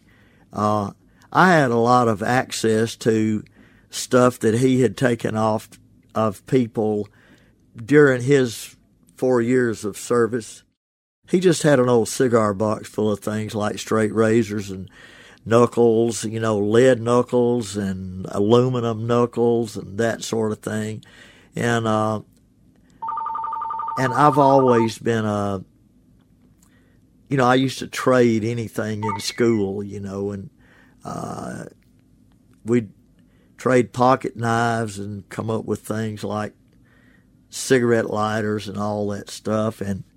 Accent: Ashland, Mississippi, United States; now in Oxford, United States; My hometown is Ashland, Mississippi.

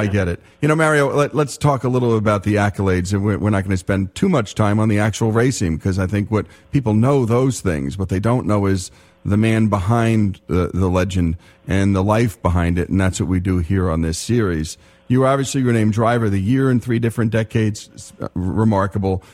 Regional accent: Teaneck, New Jersey, United States; I was born in Holy Name Hospital in Teaneck, New Jersey

